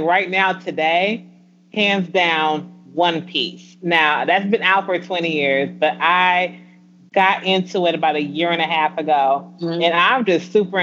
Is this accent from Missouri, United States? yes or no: no; Aurora, Illinois, United States; I am from a small town outside of Chicago